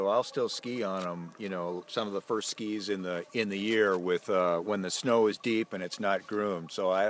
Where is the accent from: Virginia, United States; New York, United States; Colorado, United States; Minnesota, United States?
Minnesota, United States; St. Paul; I'm from St. Paul.